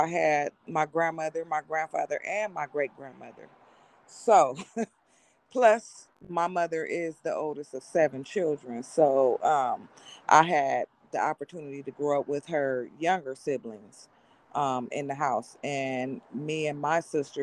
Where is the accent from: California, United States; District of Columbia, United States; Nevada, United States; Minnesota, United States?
California, United States; Monrovia; I am from California, born and raised in a city called Monrovia, California